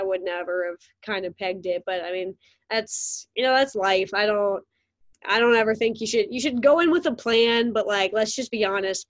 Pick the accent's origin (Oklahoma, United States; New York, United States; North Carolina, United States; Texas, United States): North Carolina, United States; moved away; I'm from North Carolina